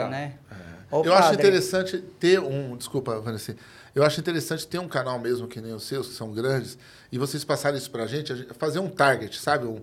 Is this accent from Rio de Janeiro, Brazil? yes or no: no; São Paulo, Brazil; Sou de aqui do Capão Redondo, em frente ao metrô.